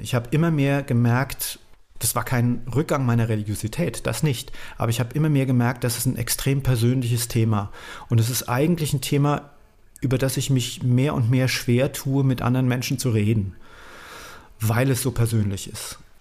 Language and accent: German; Nierstein, Rhineland-Palatinate, Germany; also born or lived in Essen; Dann habe ich mich entschieden, dass ich nach Rheinhessen gehöre